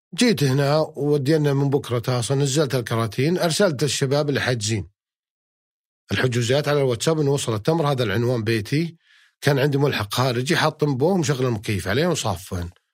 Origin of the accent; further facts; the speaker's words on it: Unaizah, Al-Qassim, Saudi Arabia; moved away as an adult; also born or lived in Jubail, Saudi Arabia; يوم كنت بعنيزه قبل اطلع مدينه جبيل